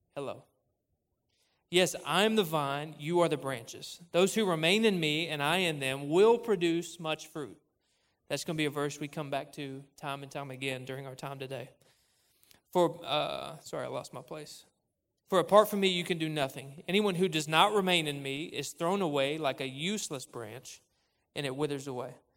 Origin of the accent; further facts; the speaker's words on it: Cabot, Arkansas, United States; moved away as an adult; now in Conway, United States; I grew up in Cabot